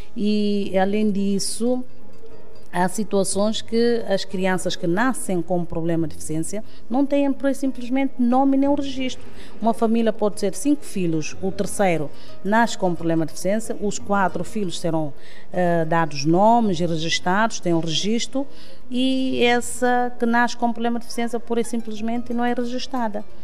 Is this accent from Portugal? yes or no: no; Canchungo, Cacheu, Guinea-Bissau; moved away; also born or lived in Bissau; Eu nasci em Canchungo, não sou de Bissau